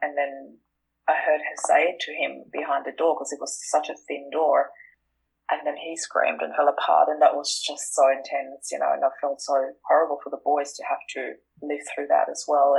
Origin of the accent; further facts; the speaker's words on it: Austria; moved away as an adult; now in Australia; I am originally from Austria. I moved to Australia in 2004